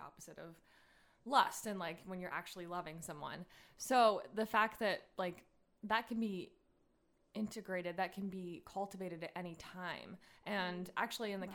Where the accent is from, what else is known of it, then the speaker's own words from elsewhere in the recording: United States; I was raised in America